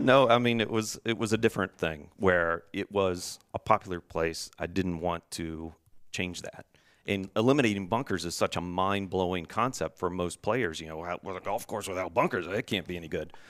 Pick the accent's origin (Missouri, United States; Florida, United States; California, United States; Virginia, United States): Virginia, United States; growing up in Virginia